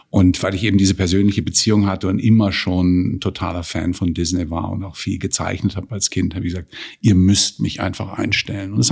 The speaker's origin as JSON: {"language": "German", "region": "Baden-Württemberg", "country": "Germany", "said": "Wie du weißt, komme ich ja auch, wie du, aus dem Freiburger Raum, bin ein Badener"}